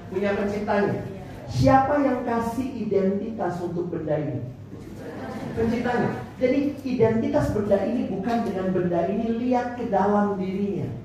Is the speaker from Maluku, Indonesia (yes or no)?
yes; Ambon, Maluku, Indonesia; Saya orang Ambon. Yang beli kamu ya kok putih, mama saya menado.